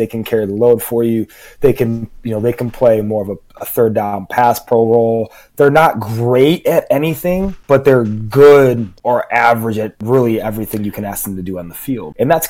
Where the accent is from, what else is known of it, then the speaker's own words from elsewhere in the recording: Chicago, Illinois, United States; I grew up in Chicago, unfortunately.